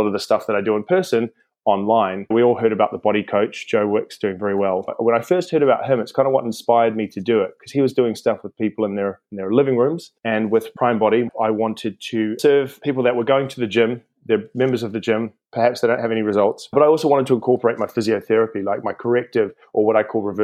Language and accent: English; New Zealand; moved away as an adult; now in London, United Kingdom; I'm from New Zealand originally. I came over to London around 2005